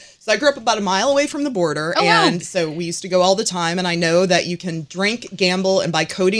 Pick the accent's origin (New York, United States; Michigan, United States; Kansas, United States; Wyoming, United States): Michigan, United States; Detroit; I grew up in Detroit, which is the only place in the world where Canada is south of the border.